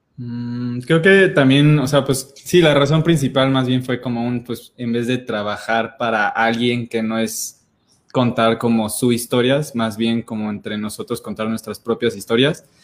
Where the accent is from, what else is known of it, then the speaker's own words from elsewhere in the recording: Celaya, Guanajuato, Mexico; also born or lived in Mexico City; now in Querétaro, Mexico; yo nací en Celaya